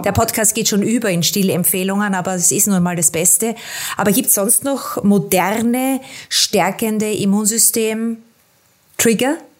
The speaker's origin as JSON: {"language": "German", "country": "Austria", "said": "bei uns in Österreich"}